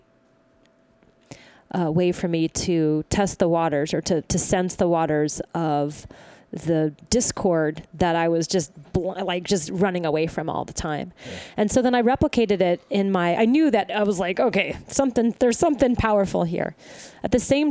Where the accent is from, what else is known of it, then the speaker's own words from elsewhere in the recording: the South, United States; I'm from the South